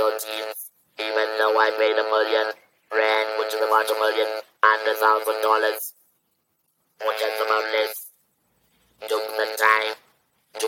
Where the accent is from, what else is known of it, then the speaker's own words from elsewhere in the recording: South Africa; also born or lived in Johannesburg; I'm a black South African woman